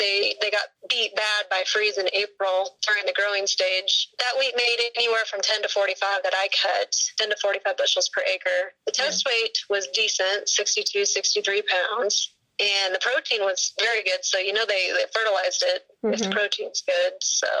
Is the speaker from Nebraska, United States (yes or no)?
yes; Holdrege, Nebraska, United States; I am from Holdrege, Nebraska.